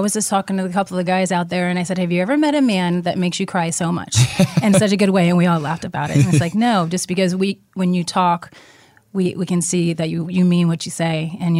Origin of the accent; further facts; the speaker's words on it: the Florida Keys, United States; moved away; also born or lived in Gainesville, Florida / Ocala, Florida; I'm from the Keys, actually.